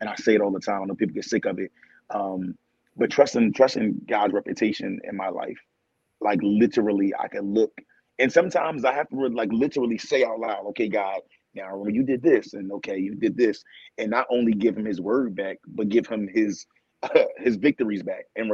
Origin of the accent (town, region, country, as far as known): Philadelphia, Pennsylvania, United States; born or raised there